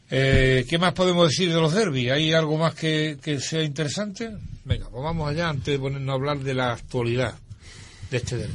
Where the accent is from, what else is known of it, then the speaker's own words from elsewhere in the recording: Málaga, Andalusia, Spain; Pues tú sabes que aquí cruzamos los dedos cuando somos malagueños.